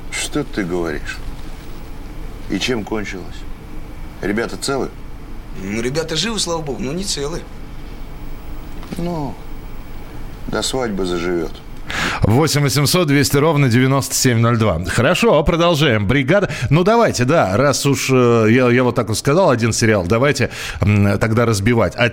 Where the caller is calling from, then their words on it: Saratov, Saratov Oblast, Russia; я бы сказал, что я из Саратова